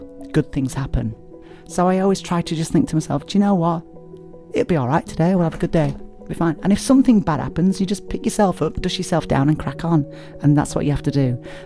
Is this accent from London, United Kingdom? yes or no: no; Barnsley, Yorkshire and the Humber, United Kingdom; my hometown of Barnsley